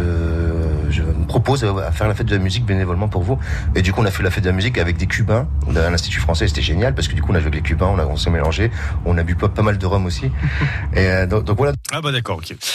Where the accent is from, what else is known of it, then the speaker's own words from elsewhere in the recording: France; nous sommes français